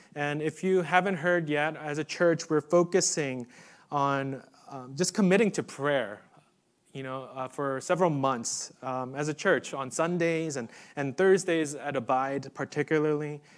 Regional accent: New York City, New York, United States; moved away; I grew up in New York City

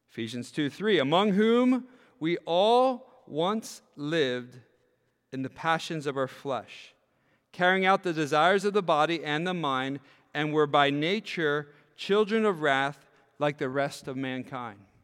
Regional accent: York, Pennsylvania, United States; when I grew up in York, Pennsylvania

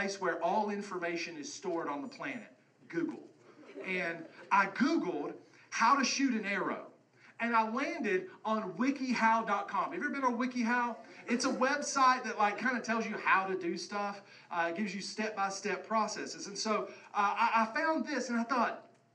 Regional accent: West Virginia, United States; growing up in West Virginia

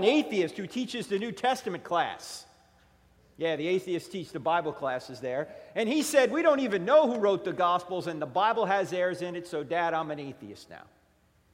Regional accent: New Jersey, United States; moved away; I'm originally from New Jersey

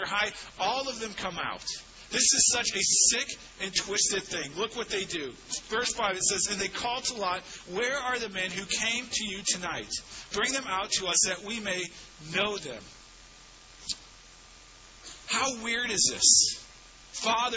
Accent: St. Louis, Missouri, United States; I grew up in St. Louis in the suburbs, West County

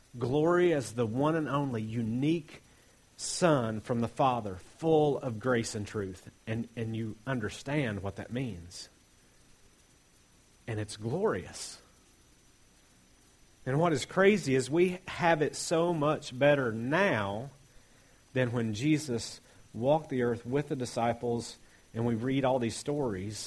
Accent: Appalachia, United States; I'm Appalachian American

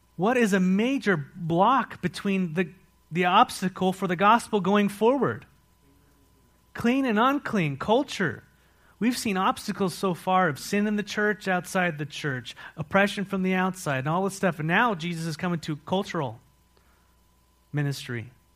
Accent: San Marcos, California, United States; also born or lived in Mexico / Philippines; now in Walla Walla, United States; I was raised in San Marcos, California.

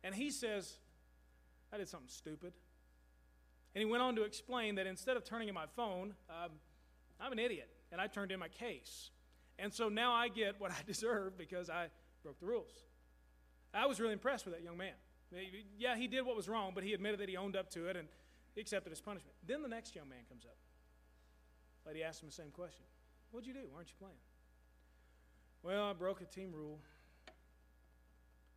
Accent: Louisville, Kentucky, United States; moved away; Louisville is my hometown

